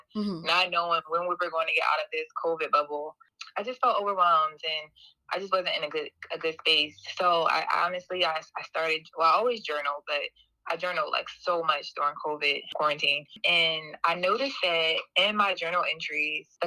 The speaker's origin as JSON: {"language": "English", "town": "Philadelphia", "region": "Pennsylvania", "country": "United States", "moved": "as an adult", "lives_now": "Portland, United States", "said": "from Philadelphia"}